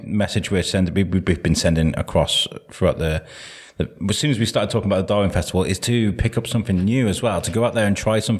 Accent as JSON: {"language": "English", "town": "Wrexham", "region": "Wales", "country": "United Kingdom", "tie": "born or raised there", "moved": "yes", "lives_now": "Shrewsbury, United Kingdom", "said": "I grew up in Wrexham and they had Wrexham lager."}